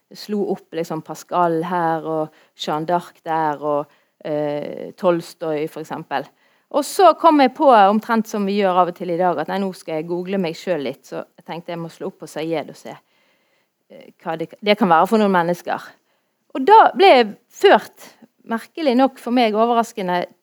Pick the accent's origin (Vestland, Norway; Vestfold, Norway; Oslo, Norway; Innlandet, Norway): Vestland, Norway; Bergen; jeg er fra Ytre Sandviken, så jeg sier det sånn som det, vi gjør det